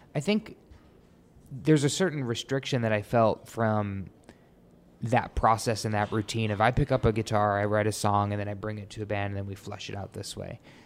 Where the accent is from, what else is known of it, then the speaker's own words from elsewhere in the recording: New York, United States; I grew up in New York, really musical family